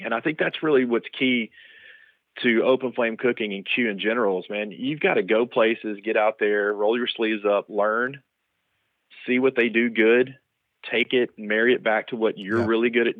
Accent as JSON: {"language": "English", "region": "South Mississippi", "country": "United States", "tie": "born or raised there", "also_born_or_lived": "Dallas, Texas", "moved": "as an adult", "said": "growing up in the South of Mississippi"}